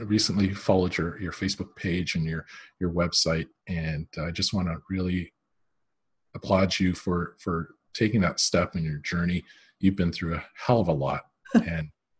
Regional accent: Canada; When I was growing up, so I'm Canadian

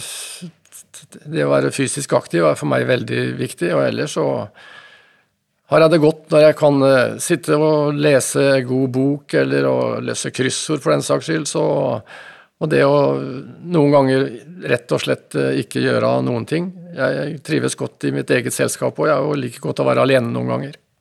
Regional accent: Fredrikstad, Østfold, Norway; Jeg er fra Fredrikstad

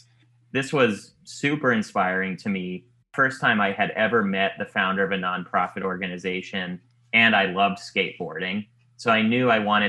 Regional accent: Silicon Valley, California, United States; moved away as an adult; now in Los Angeles, United States; I grew up in the Silicon Valley

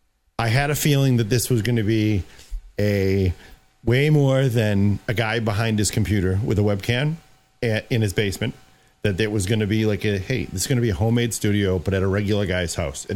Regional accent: Boston, Massachusetts, United States; You realize I'm from Boston, right?

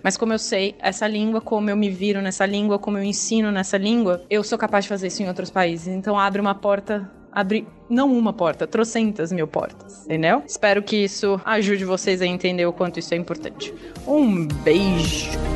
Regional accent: Brazil; moved away as an adult; now in Boston, United States; a gente é de um país complicado, a gente conhece a história do Brasil

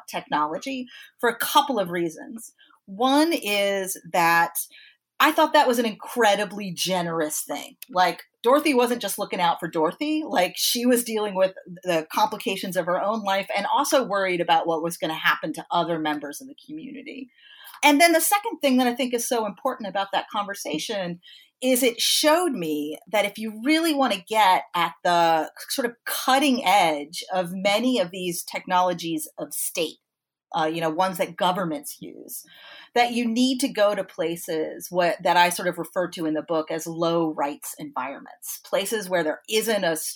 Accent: Troy, New York, United States; in my hometown here in Troy, New York

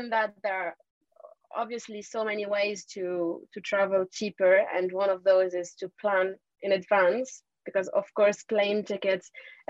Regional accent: Tunisia; moved away as an adult; also born or lived in Paris, France; now in France; I'm actually from Tunisia. I grew up in Tunisia and I came to France when I was 18 years old

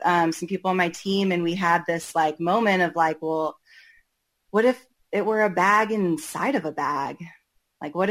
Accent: Portland, Oregon, United States; I'm from Portland, Oregon, born and raised

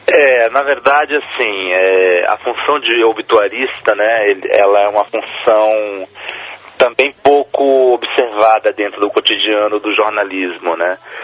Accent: Brazil; Eu sou brasileiro, por isso, é, mas sou de origem chilena

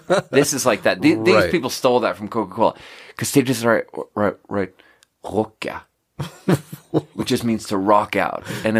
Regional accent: southern Sweden, Sweden; but in Sweden, I'm from the South.

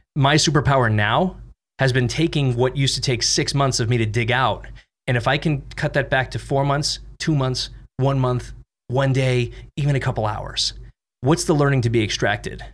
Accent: Boston, Massachusetts, United States; moved away; I'm from Boston

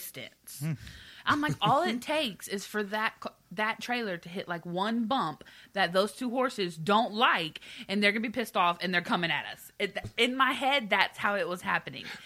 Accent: Galveston, Texas, United States; I'm from Galveston, Texas, which is an island right off the coast of Texas

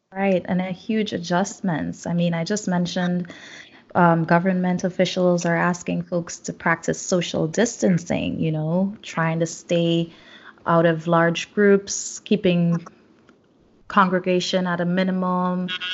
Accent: South Trinidad, Trinidad & Tobago; I know in Trinidad, because I'm from South, San Fernando Hill is always there.

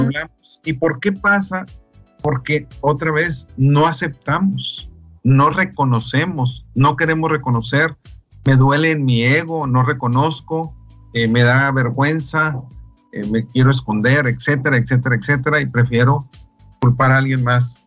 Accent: Delicias, Chihuahua, Mexico; yo soy de Alicia, Chihuahua

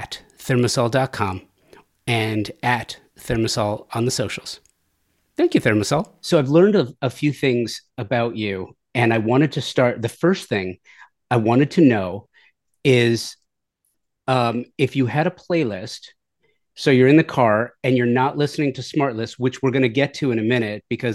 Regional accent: Los Angeles, California, United States; I grew up in the San Fernando Valley in the 1980s

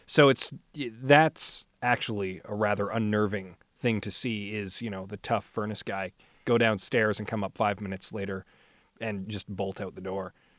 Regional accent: St. Albert, Alberta, Canada; I was raised in St. Albert, so I'm fairly familiar with the uh, with the neighborhood

